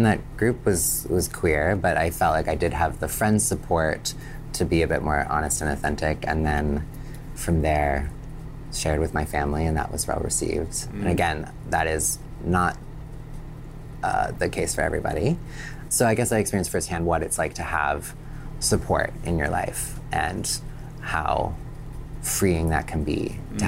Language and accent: English; Canada; I grew up in Canada originally and in progressive communities, and I had an accepting family.